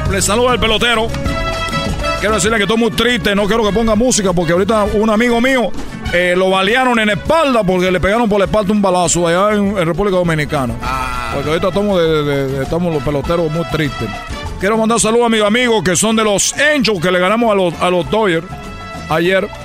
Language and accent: Spanish; Cuba; yo soy cubano y yo quiero embarazar a la mujer mexicana